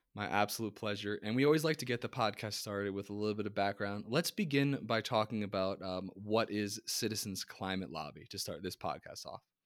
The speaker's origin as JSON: {"language": "English", "region": "New Jersey", "country": "United States", "said": "I'm from New Jersey"}